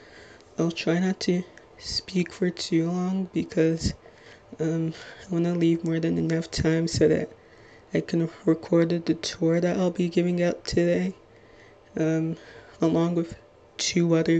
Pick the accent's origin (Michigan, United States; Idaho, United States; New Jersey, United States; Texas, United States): New Jersey, United States; Little Ferry; I'm 22 years old, and I'm from Little Ferry, New Jersey